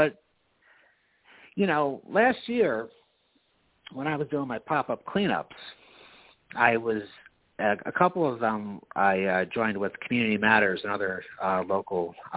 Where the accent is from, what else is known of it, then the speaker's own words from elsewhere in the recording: Knox, New York, United States; moved away as an adult; now in Albany, United States; I grew up in Knox in rural Albany County